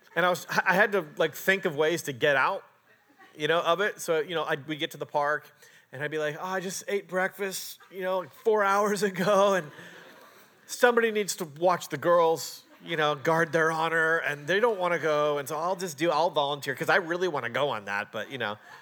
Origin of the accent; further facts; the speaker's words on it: Canada; moved away; also born or lived in Portland, Oregon; I'm a Canadian.